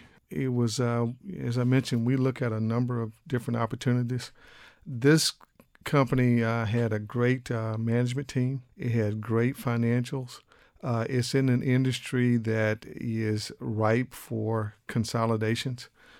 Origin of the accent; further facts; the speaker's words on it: Biloxi, Mississippi, United States; moved away as an adult; now in Austin, United States; I grew up in Mississippi, down in Biloxi, and I moved to Texas in 1979 here in Austin. And I pretty much have been here in Austin since 1979.